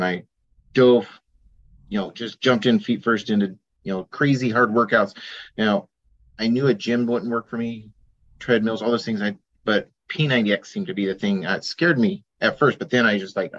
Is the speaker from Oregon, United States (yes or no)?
yes; Junction City, Oregon, United States; I grew up in Junction City on a farm